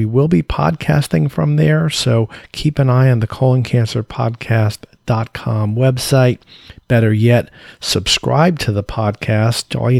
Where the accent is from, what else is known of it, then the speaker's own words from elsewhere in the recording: Tampa, Florida, United States; in my hometown of Tampa, Florida.